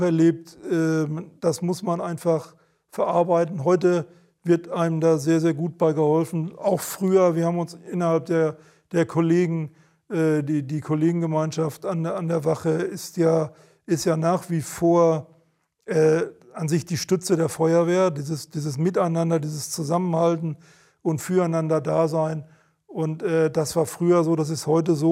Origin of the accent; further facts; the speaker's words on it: Sauerland, North Rhine-Westphalia, Germany; moved away as an adult; now in Hamburg, Germany; ich, ich komme ja gebürtig aus dem Sauerland und mein Geburtshaus war ein großes Gymnasium